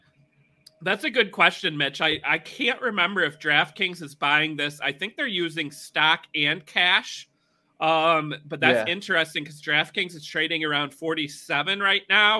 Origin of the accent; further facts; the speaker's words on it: Michigan, United States; in Michigan, right here, my home state